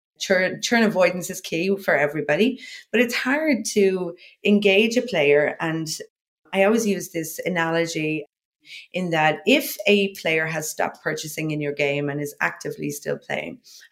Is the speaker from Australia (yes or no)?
no; Ireland; moved away; also born or lived in Dublin; I'm from Ireland originally